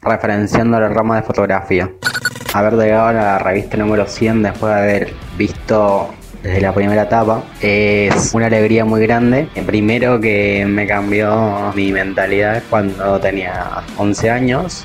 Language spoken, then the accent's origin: Spanish; Córdoba, Argentina; soy de la provincia de Córdoba